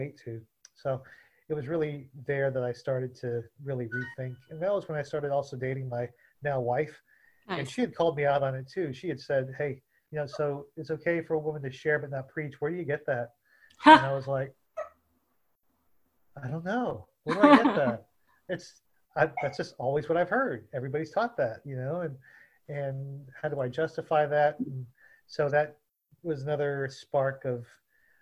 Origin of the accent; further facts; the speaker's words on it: Southeast Texas, United States; for me growing up in Southeast Texas.